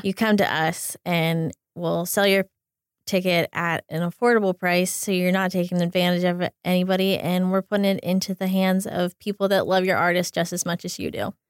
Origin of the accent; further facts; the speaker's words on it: south of Pittsburgh, Pennsylvania, United States; also born or lived in Boston, Massachusetts; now in Los Angeles, United States; I grew up south of Pittsburgh in Pennsylvania